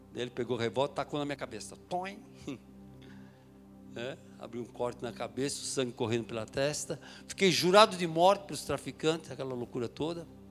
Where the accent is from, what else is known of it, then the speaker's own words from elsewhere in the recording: São Paulo, Brazil; eu sou de São Paulo, nasci em São Paulo, na capital de São Paulo, eh, na, Moca, na Zona Leste ali